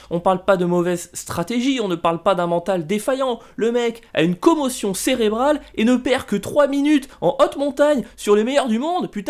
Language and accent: French; France; Nous n'aimons pas les {S1} premiers, {S0} ce qui en tant que Français est assez facile à faire.